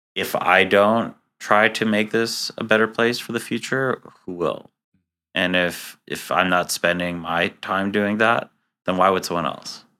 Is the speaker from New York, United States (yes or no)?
yes; New York City, New York, United States; also born or lived in Israel; now in Boston, United States; I was born and raised in Queens, New York, which is the most diverse place in the United States.